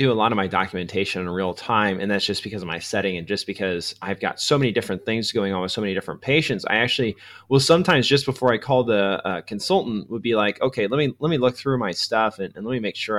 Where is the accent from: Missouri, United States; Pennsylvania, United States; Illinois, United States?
Missouri, United States; Yeah, you know, I come from Missouri, so numbers are kind of complex for me still.